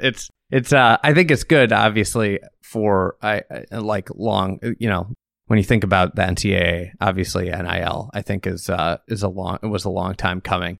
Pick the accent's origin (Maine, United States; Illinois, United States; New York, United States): Illinois, United States; Chicago; I'm from Chicago.